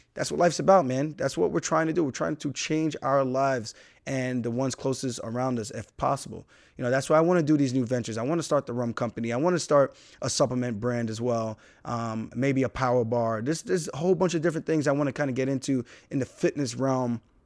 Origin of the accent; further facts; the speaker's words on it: United States; I'm American. My parents are Jamaican.